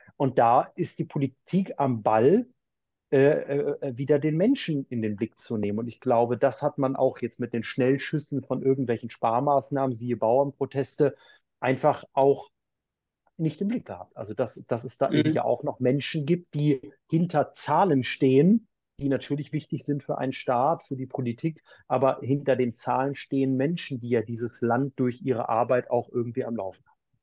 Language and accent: German; Braunschweig, Lower Saxony, Germany; moved away as an adult; also born or lived in Heidelberg / Cologne; now in Maria Laach, Germany; ich komme aus Braunschweig, bin dort in der Braunschweiger Domsingschule musikalisch groß geworden, die ganze Kindheit und Jugend über